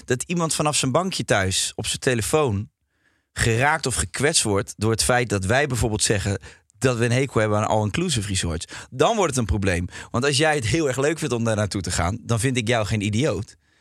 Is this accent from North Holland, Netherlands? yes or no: no; Rotterdam, South Holland, Netherlands; moved away as an adult; now in Ibiza, Spain; Ik kom uit Rotterdam. Ik vind het een hele leuke stad. En ik woon nu op Ibiza.